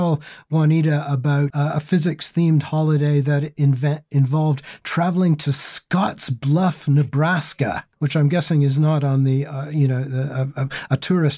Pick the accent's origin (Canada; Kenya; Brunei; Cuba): Canada; moved away; also born or lived in Great Lakes, North America; this was back in the 70s when I was a boy growing up in Canada